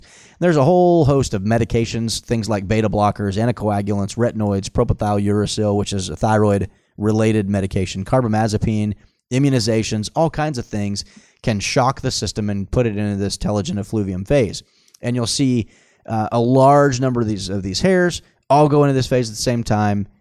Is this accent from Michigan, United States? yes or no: no; Tulsa, Oklahoma, United States; born and raised in Tulsa